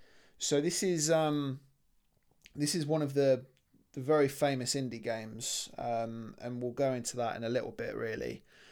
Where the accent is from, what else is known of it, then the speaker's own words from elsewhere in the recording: United Kingdom; So we're British, so we complain.